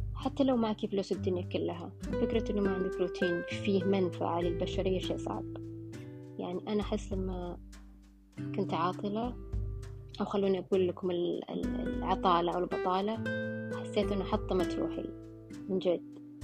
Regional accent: Saudi Arabia; إحنا مجتمع سعودي

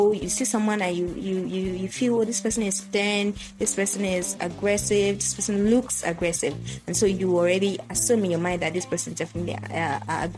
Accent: Yoruba tribe of Nigeria, Yorubaland, Nigeria; first language Yoruba; English is a second language; I am from the Yoruba, you know, tribe of Nigeria

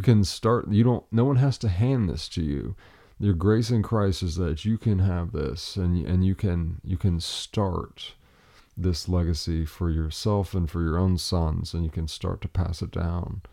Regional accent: Appalachia, United States; I'm a lumberjack from Appalachia.

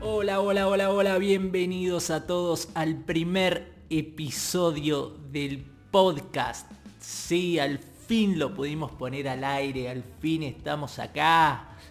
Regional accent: Tigre, Buenos Aires Province, Argentina; soy de Tigre

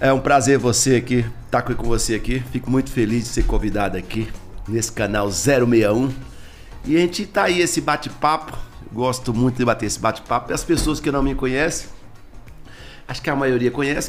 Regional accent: Taguatinga, Federal District, Brazil; Candango da gema mesmo, seu candango brasiliense mesmo, nasci aqui no São Vicente de Paulo, em Taguatinga, tenho muito orgulho de ser taguatinguense

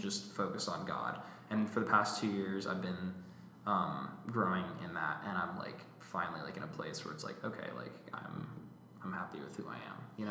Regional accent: Alpharetta, Georgia, United States; also born or lived in Roswell, Georgia; alpharetta georgia i grew up in roswell briefly but then moved to alpharetta i graduated from johns creek high school in 2020

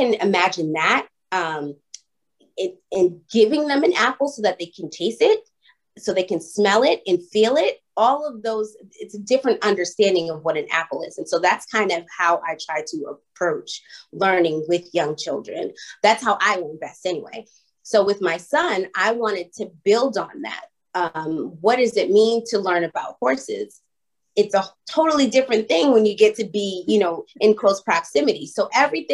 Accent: Boston, Massachusetts, United States; moved away as an adult; also born or lived in Los Angeles / Atlanta; I was born and raised in Boston

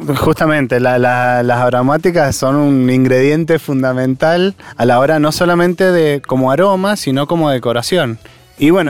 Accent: Mendoza, Argentina; lo que somos como mendocinos

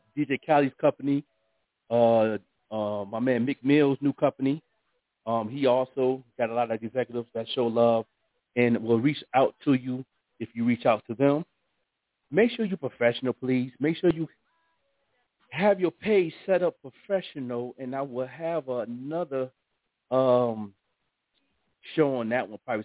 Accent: Buffalo, New York, United States; artists in Buffalo in my hometown

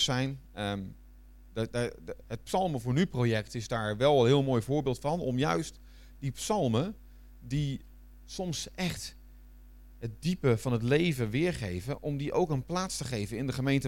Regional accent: Netherlands; moved away as an adult; also born or lived in Flanders, Belgium; now in Belgium; ik blijf Hollander nog.

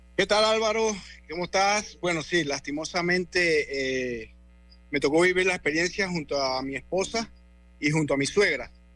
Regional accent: Colón, Panama; moved away as an adult; now in United States; yo soy de Colón

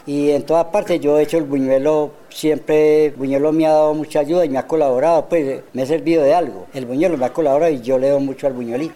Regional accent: Pereira, Risaralda, Colombia; also born or lived in Urabá; now in Anorí, Colombia; Nací en Pereira

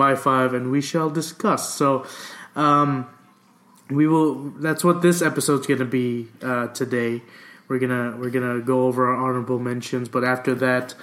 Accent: Texas, United States; I grew up here in the South. I've lived in Texas practically my whole life.

